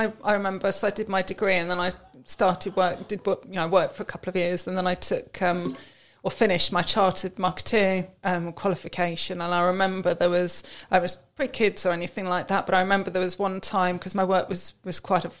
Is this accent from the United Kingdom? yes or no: yes; Amersham, South East England, United Kingdom; I grew up and lived in Amersham